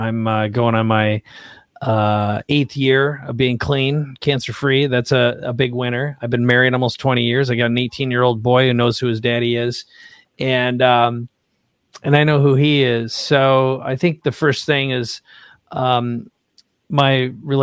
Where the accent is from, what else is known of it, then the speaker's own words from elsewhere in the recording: Minnesota, United States; also born or lived in San Diego, California; now in La Jolla, United States; I grew up in Minnesota